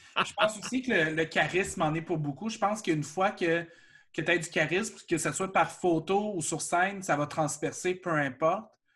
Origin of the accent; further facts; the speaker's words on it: Shawinigan, Quebec, Canada; Je viens de Shawinigan